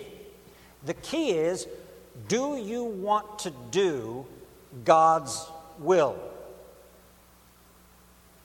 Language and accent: English; Baltimore, Maryland, United States; now in Philadelphia, United States; I'm from Baltimore